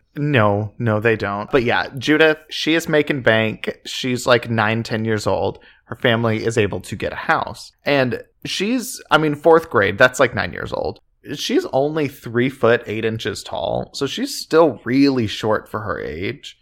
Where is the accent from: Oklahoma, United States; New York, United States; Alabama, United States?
Oklahoma, United States; just outside Oklahoma City, United States; we grew up just outside Oklahoma City